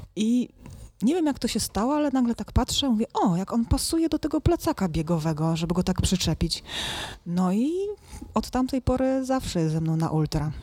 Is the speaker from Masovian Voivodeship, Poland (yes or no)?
no; Silesian Voivodeship, Poland; rodzina górnicza ze Śląska